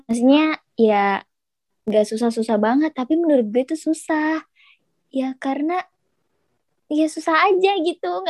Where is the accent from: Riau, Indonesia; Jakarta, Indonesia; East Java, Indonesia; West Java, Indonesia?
West Java, Indonesia; Bekasi; now in Solo, Indonesia; ya gue kan anak rantau kan gue dari Bekasi iya. terus gue pergi ke Solo gitu loh gue sendirian gak ada temen